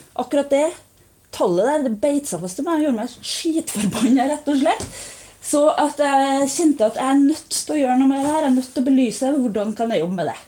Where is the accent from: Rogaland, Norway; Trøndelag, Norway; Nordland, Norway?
Trøndelag, Norway; jeg er jo fra Ørlandet sjøl